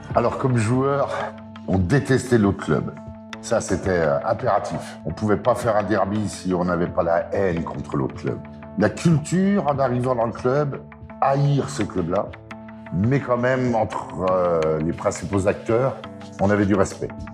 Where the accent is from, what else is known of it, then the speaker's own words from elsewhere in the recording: Lorraine, Grand Est, France; moved away as an adult; also born or lived in Limoges; Moi, je viens de Lorraine. Le club euh, principal chez moi, c'est Nancy.